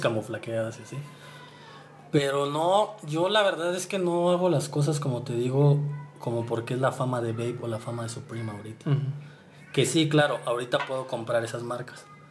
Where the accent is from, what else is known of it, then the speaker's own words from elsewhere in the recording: Morelia, Michoacán, Mexico; now in San Juan del Río, Mexico; En realidad no soy de San Juan del Río, soy de Morelia, pero vivo allá, en San Juan del Río